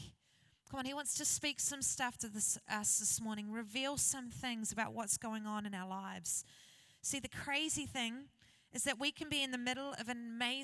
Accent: New Zealand; I grew up in New Zealand in a place called Hikitaia.

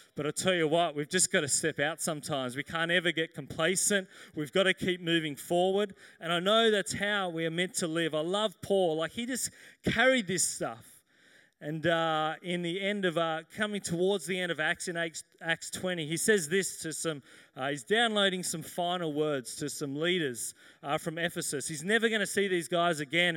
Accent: Sydney, New South Wales, Australia; I grew up here in Sydney.

